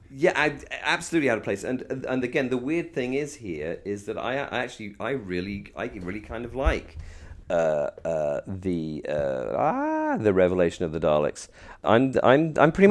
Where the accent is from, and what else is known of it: England, United Kingdom